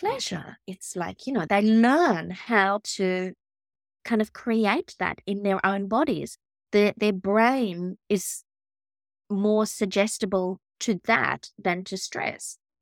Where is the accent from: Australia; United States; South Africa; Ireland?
Australia; I'm Australian.